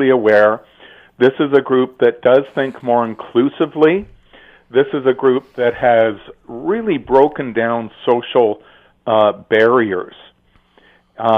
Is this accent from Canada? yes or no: yes; Canada; We're Canadian